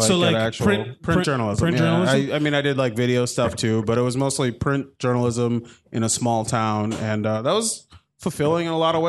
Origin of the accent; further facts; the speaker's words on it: Minnesota, United States; I'm from Minnesota.